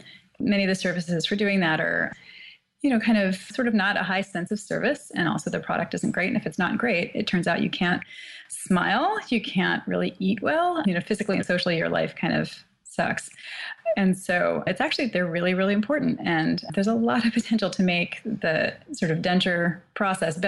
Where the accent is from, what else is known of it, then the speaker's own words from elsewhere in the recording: the Midwest of the U.S., United States; also born or lived in Shanghai; now in Boston, United States; I grew up in the Midwest of the U.S. and have been here in Boston for quite a while